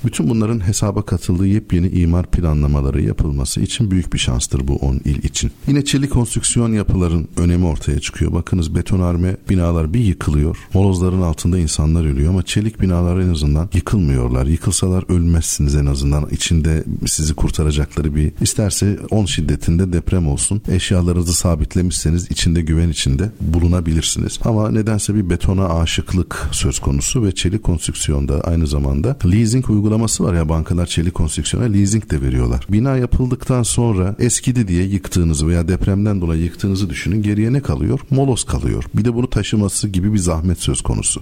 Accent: Elazığ, Elazığ Province, Turkey; Ben Elazığlıyım.

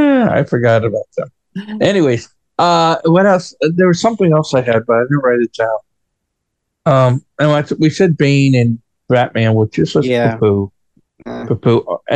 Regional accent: United States; as an American growing up here in America

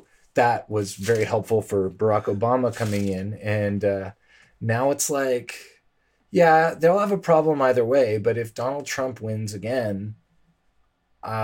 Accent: Canada; we're Canadian

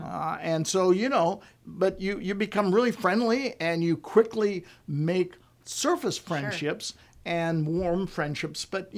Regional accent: Coronado, California, United States; You know, growing up in Coronado, and it was basically a military town, so almost every single person in the school was the military.

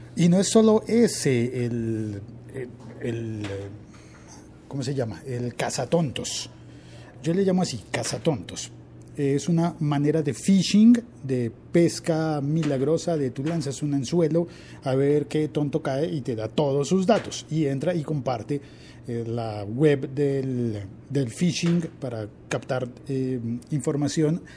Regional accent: Colombia

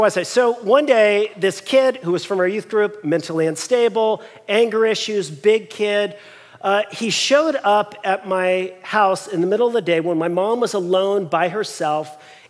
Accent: Long Beach, California, United States; we were born and raised in Long Beach

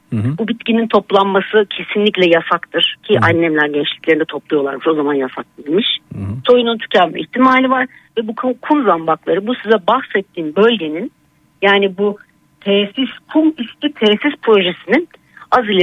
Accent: Şile, Istanbul, Turkey; also born or lived in Bahçeşehir, Istanbul; now in Istanbul, Turkey; Ha biz Şileliyiz, yerlisiyiz.

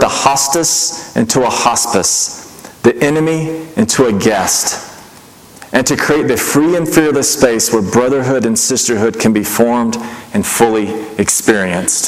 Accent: Mississippi, United States; I grew up in Mississippi, not known for its openness to anything foreign at all

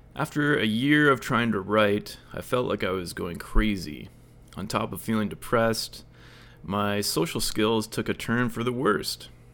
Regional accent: Lakefield, Ontario, Canada; moved away as an adult; also born or lived in Shanghai, China; When I began my new life in small town Lakefield, Ontario, after spending most of my twenties in Shanghai

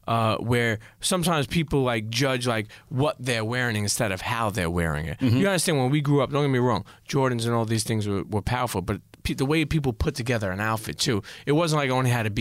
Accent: New Jersey, United States; I grew up in Jersey

